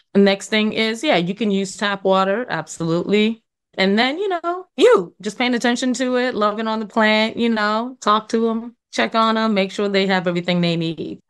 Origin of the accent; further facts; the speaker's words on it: New York, United States; also born or lived in Trinidad; born and raised in New York